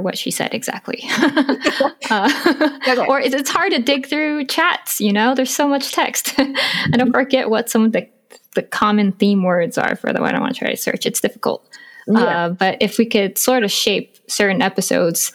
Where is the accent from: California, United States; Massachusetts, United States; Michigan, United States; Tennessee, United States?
California, United States; Eureka; I grew up in Northern California, like Redwood Coast, Humboldt County, and a very small city